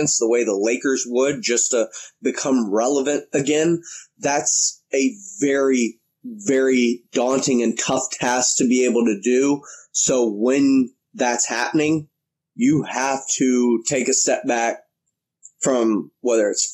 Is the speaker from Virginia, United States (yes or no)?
no; Houston, Texas, United States; now in San Antonio, United States; I'm from Houston. I grew up, all my sports allegiances lie there